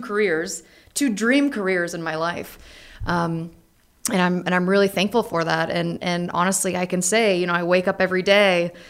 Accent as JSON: {"language": "English", "region": "North Carolina", "country": "United States", "said": "I was from North Carolina"}